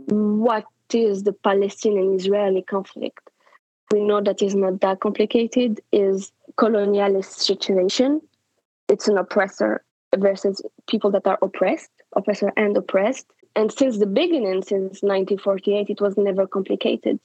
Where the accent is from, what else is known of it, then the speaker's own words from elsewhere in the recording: France; also born or lived in Morocco; I was born in Morocco, but I grew up in France